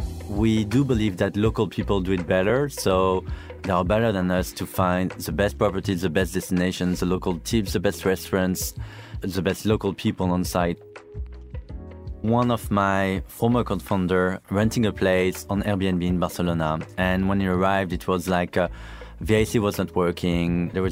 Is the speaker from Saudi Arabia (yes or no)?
yes; Saudi Arabia; also born or lived in Brest, France; I grew up in Saudi Arabia. My parents used to live there. I'm from Brittany, from Brest, so really like far, far west.